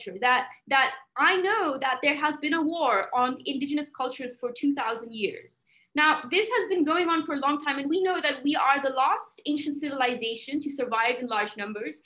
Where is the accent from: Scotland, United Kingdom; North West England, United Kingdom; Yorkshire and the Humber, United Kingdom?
North West England, United Kingdom; Manchester; moved away; also born or lived in India; I grew up in England, I grew up in Manchester